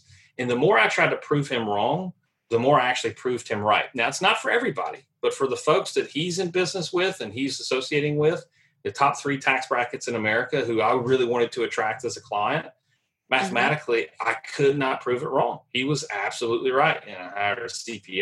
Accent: Nashville, Tennessee, United States; moved away as an adult; also born or lived in Charlotte, North Carolina; move back home because I'm originally from Nashville

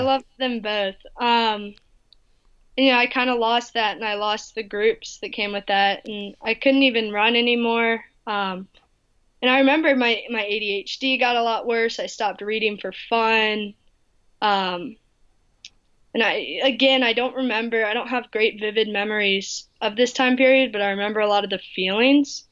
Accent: North Carolina, United States; where I grew up in North Carolina.

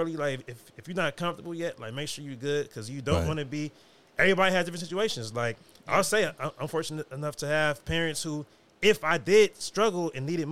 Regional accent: United States; growing up in America

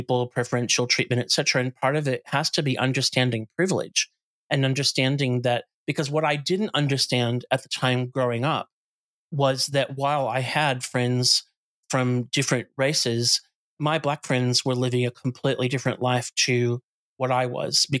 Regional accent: outside of Chicago, Illinois, United States; moved away; I grew up in the States. I grew up outside of Chicago

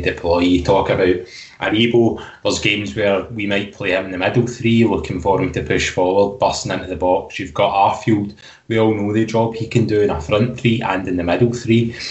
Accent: Scotland, United Kingdom; us as Scottish football fans

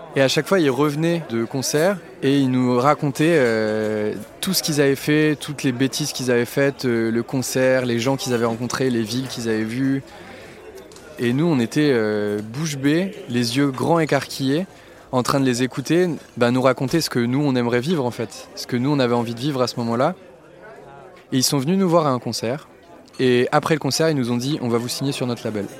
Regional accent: Lille, Hauts-de-France, France; Je suis né à Lille, dans le Nord-Pas-de-Calais, et j'ai grandi en banlieue lilloise

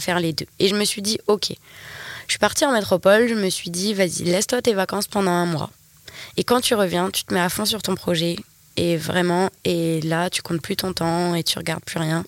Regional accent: New Caledonia; je suis née ici, je suis une vraie Calédonienne

